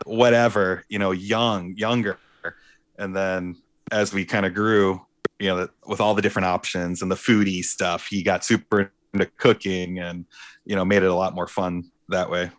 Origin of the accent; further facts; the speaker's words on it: Warren, Michigan, United States; also born or lived in Clarkston, Michigan / Chicago / Ferndale, Michigan; I was born in Warren, Warren, Michigan, and my parents In nineteen ninety-eight, decided, uh, my mom decided she wanted to build a house